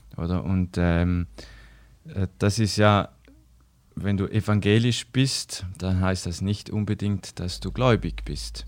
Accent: Switzerland; bei uns in der Schweiz

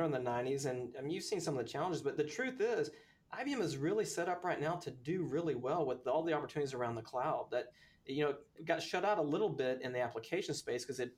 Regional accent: Texas, United States; Well, look, I'm a Texan.

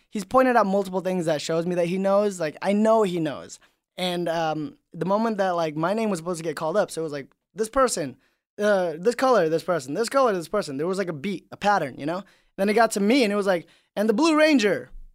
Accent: Indonesia; moved away; I grew up in Indonesia

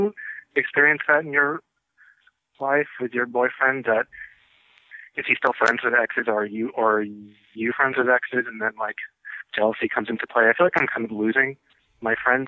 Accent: New York, United States; moved away; I'm from New York

